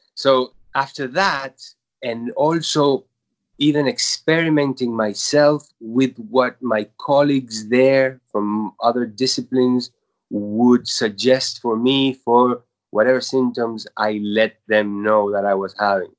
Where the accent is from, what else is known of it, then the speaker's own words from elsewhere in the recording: Uruguay; moved away as an adult; now in New York, United States; I was born in Uruguay